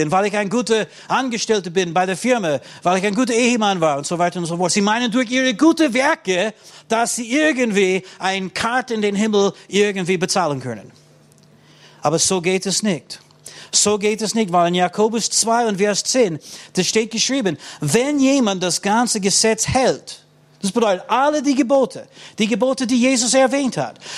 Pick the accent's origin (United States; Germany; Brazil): United States; Ich muss sagen, auch in den meisten christlichen Ländern. Ich komme aus den USA.